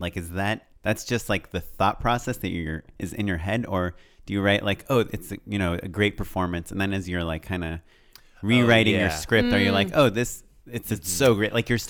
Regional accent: California, United States; No. I'm from Orange County.

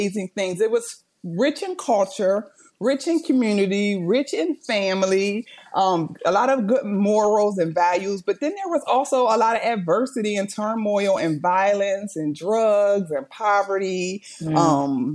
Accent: Chester, Pennsylvania, United States; now in Delaware, United States; I am from Chester, Pennsylvania, which is a small city outside of Philadelphia, but I am a resident of Delaware

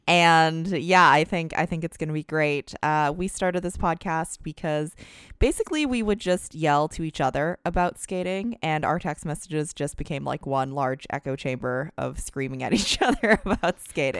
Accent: Alberta, Canada; now in San Francisco Bay Area, United States; I was originally born and raised in Alberta in Canada.

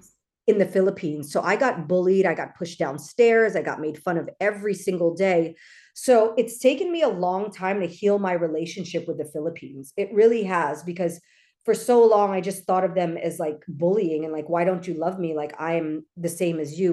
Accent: Los Angeles, California, United States; I grew up in L A, so there are a lot of Filipinos here

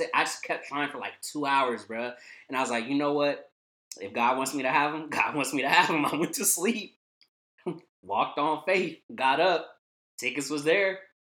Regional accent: Vallejo, California, United States; 707, say that shit backwards, nigga. I'm from the Bay.

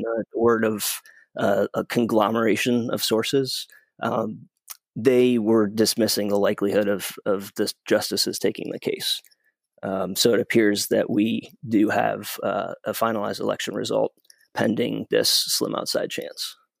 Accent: Michigan, United States; my home state, Michigan

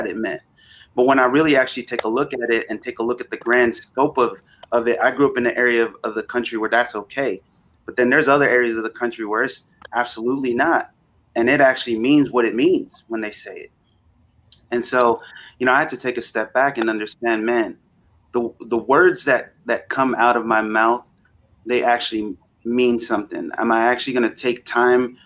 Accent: Vallejo, California, United States; I grew up in Northern California in the Bay Area, in a town called Vallejo, just outside of Oakland

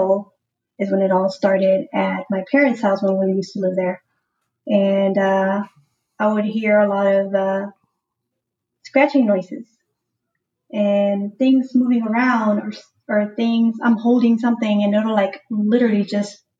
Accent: Houston, Texas, United States; Born and raised in Houston, Texas, but of course my family is from Mexico, San Luis Potosí.

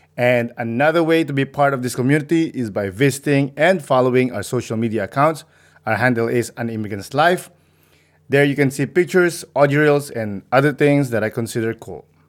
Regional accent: Philippines; I grew up in the Philippines

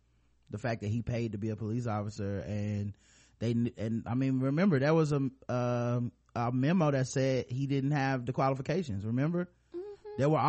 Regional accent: Florida, United States; I mean, I'm from Florida.

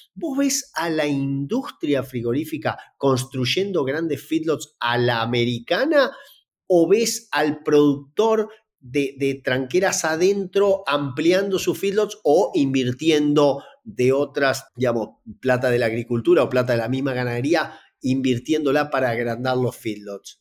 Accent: Entre Ríos, Argentina; trabajar en Entre Ríos, de donde soy originario

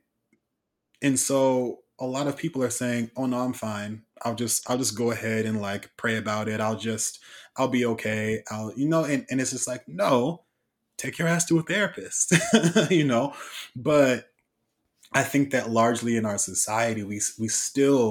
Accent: Oakland, California, United States; I'm from East Oakland

